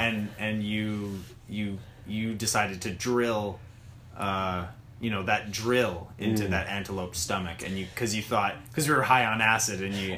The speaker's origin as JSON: {"language": "English", "region": "Alabama", "country": "United States", "tie": "born or raised there", "said": "Yeah, like the thing is, like, we grew up in the Alabama shores."}